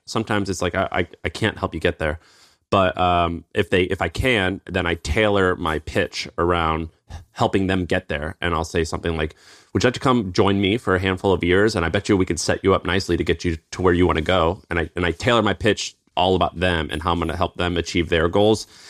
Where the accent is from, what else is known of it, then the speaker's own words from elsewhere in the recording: Tennessee, United States; accent: twang; moved away as an adult; also born or lived in San Francisco; I'm from Tennessee